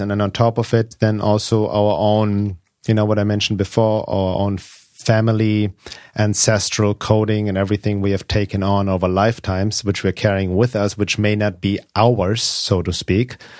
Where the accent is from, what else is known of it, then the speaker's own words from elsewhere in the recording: Munich, Bavaria, Germany; moved away as an adult; also born or lived in Los Angeles, United States; now in California, United States; when I was two years old, they moved back to Germany, Munich, uh, because my mom didn't want me to grow up in Los Angeles